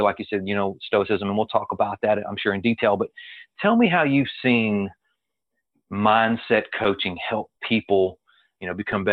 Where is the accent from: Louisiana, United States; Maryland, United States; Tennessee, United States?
Louisiana, United States; accent: Southern; also born or lived in Texas / Alabama / Mississippi; I live, and I was born and raised in Louisiana, so I'm surrounded by the bayou as well